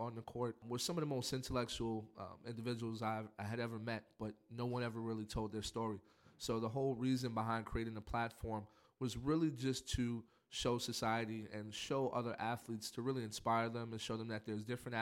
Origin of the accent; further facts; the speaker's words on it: New York City, New York, United States; Growing up in Spanish Harlem